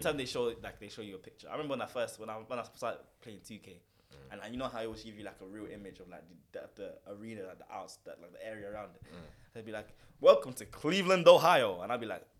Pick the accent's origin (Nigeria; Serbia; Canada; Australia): Nigeria; as a Nigerian